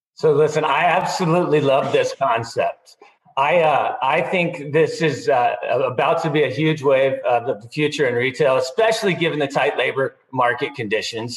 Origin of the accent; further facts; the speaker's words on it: Austin, Texas, United States; here in my hometown, Austin